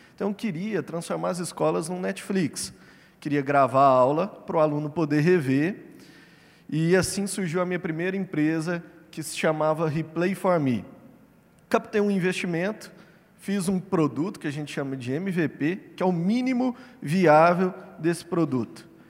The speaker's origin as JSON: {"language": "Portuguese", "town": "Uberlândia", "region": "Minas Gerais", "country": "Brazil", "said": "Eu sou mineiro, de Uberlândia"}